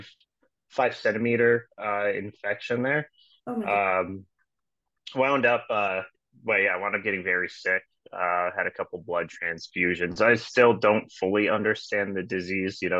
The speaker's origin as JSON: {"language": "English", "region": "Manitoba", "country": "Canada", "tie": "born or raised there", "moved": "yes", "lives_now": "Calgary, Canada", "said": "I reside in Calgary, Alberta. I'm from Manitoba originally."}